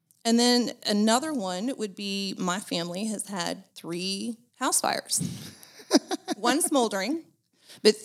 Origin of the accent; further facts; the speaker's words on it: Kansas City, Missouri, United States; also born or lived in Chicago; I'm not from Chicago. I'm from Kansas City